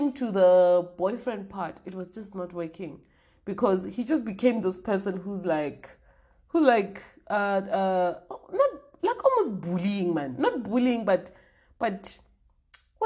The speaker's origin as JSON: {"language": "English", "town": "Polokwane", "region": "Limpopo", "country": "South Africa", "tie": "born or raised there", "also_born_or_lived": "Tzaneen", "said": "I grew up in Limpopo, which is the north part of South Africa"}